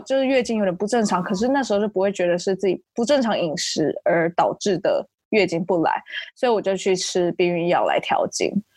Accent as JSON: {"language": "Chinese", "town": "Taichung", "country": "Taiwan", "also_born_or_lived": "Seattle, United States", "moved": "as an adult", "said": "我是台中人，大学之后去美国西雅图念书，目前搬回台湾工作了"}